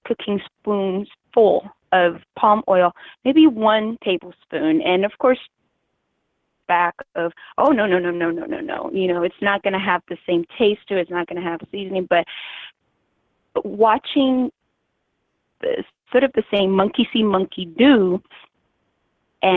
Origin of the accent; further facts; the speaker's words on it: Nigeria; now in Washington, D.C., United States; I'm Nigerian, so the way our foods are prepared, it's more of a cultural thing